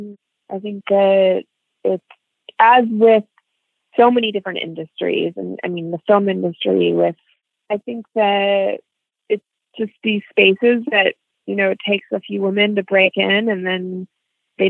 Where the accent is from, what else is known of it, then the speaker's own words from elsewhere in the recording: Northern California, United States; now in New York City, United States; I lived here for 20 years, okay. But I am from California